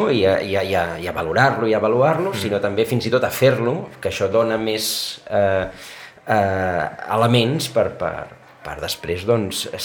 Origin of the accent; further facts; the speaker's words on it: Cunit, Catalonia, Spain; jo de Cunit. De Cunit. Del costat de Vilafranca, Santa Margarida i els Monjos.